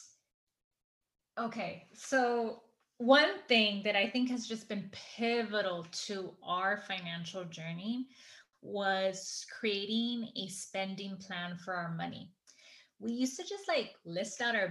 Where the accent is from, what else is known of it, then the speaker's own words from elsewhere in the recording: Los Angeles, California, United States; I grew up in Echo Park